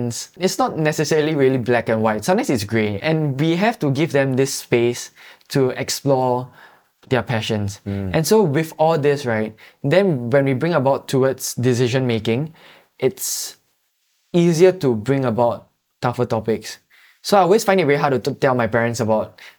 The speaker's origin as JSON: {"language": "English", "country": "Singapore", "said": "we are Singaporean citizens"}